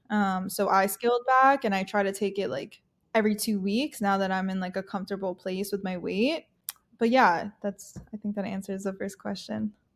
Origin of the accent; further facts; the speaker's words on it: Long Island, New York, United States; I'm from New York, originally grew up on Long Island